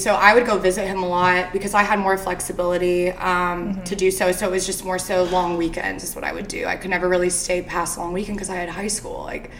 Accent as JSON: {"language": "English", "region": "Arizona", "country": "United States", "tie": "born or raised there", "also_born_or_lived": "Kentucky", "moved": "as an adult", "lives_now": "Nashville, United States", "said": "So I grew up in Arizona. I went to high school out there until I was about 18."}